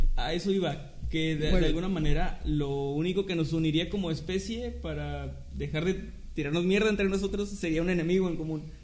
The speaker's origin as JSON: {"language": "Spanish", "country": "Mexico", "said": "somos mexicanos"}